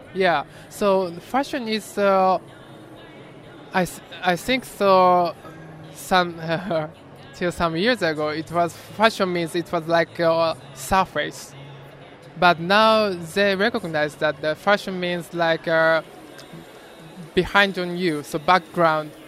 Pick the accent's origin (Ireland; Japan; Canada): Japan; my hometown is well known for this technique for over 400 years